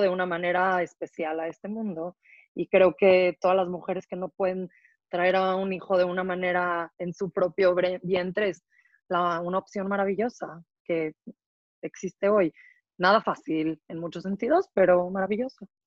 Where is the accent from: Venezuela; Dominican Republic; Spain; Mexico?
Mexico; moved away as an adult; now in Israel; yo crecí en México, eh, soy mexicana. Hace 11 años me mudé a vivir a Israel